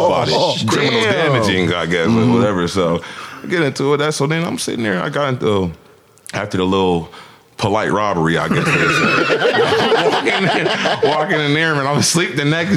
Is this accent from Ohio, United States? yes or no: yes; Canton, Ohio, United States; born or raised there